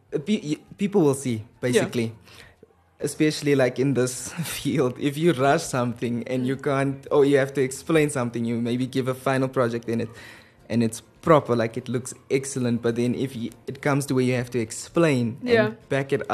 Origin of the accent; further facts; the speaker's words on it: Boksburg, Gauteng, South Africa; I come from Boksburg Rega Park